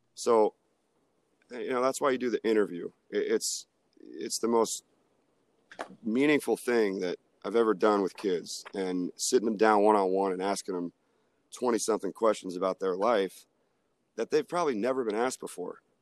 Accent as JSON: {"language": "English", "town": "Tampa", "region": "Florida", "country": "United States", "moved": "as an adult", "lives_now": "Atlanta, United States", "said": "I took a shot at this free internship at South Florida because I'm from Tampa. So I went home for the summer"}